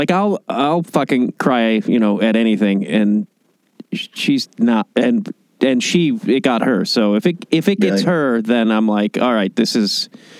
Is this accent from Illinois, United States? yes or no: yes; Chicago, Illinois, United States; also born or lived in New York; I lived in New York a little bit, and I'm from Chicago